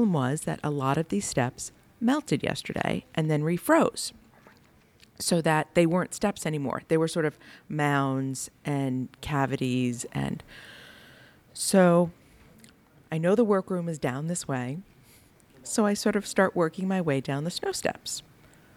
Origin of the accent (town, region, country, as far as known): United States